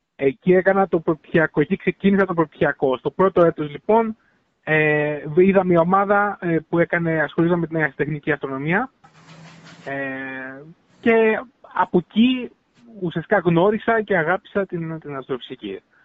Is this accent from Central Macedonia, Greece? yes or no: no; Heraklion, Crete, Greece; moved away as an adult; also born or lived in Patras; now in Finland; εγώ γεννήθηκα και μεγάλωσα στο Ηράκλειο. Στο κέντρο, πόλη Ηράκλειο